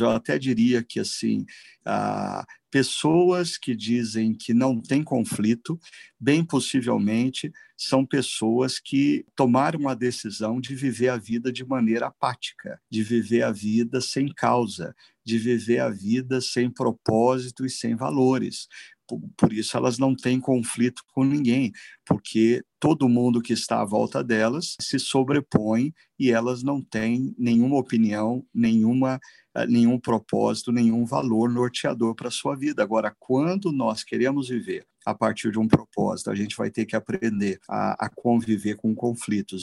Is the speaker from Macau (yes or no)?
no; Brazil; nós, como brasileiros